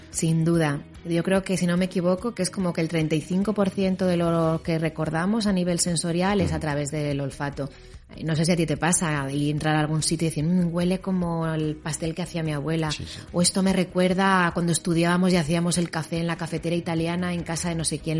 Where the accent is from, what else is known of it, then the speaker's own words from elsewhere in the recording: Spain; nosotros como españoles